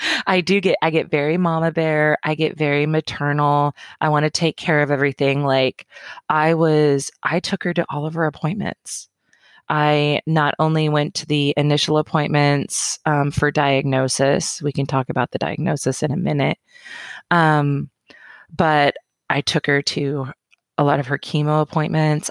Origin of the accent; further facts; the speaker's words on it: Roseburg, Oregon, United States; also born or lived in Portland, Oregon; born and raised in Roseburg